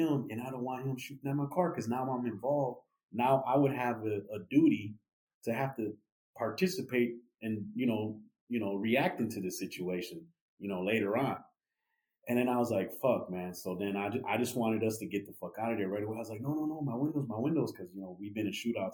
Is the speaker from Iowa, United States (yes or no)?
no; Milwaukee, Wisconsin, United States; I'm from Milwaukee, I grew up in that neighborhood